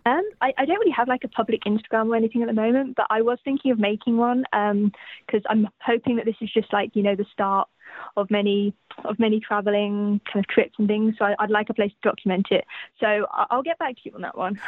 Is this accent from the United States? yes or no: no; United Kingdom; I was born in Great Britain